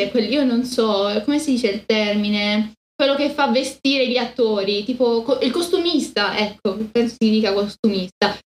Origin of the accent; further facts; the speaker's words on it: Spain; Italian is a second language; della Sierra tra l'altro cose così, sono spagnola.